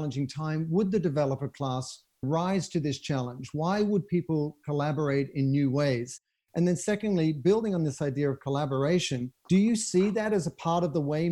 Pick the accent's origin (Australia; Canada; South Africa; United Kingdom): Australia; now in Los Angeles, United States; as an Australian who just watched from LA, where I live